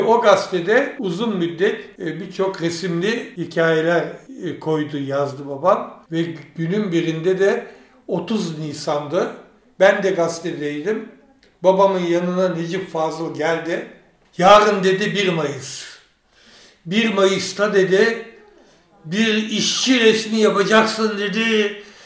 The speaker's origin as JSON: {"language": "Turkish", "region": "Istanbul", "country": "Turkey", "tie": "born or raised there", "also_born_or_lived": "France / Ankara / Germany", "moved": "as an adult", "said": "Orası benim memleketim"}